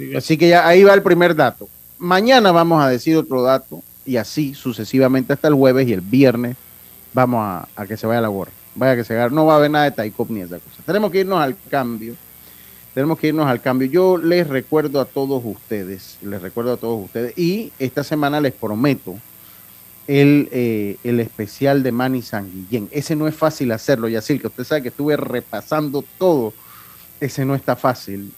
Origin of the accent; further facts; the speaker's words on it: Panama; como decimos nosotros en buen panameño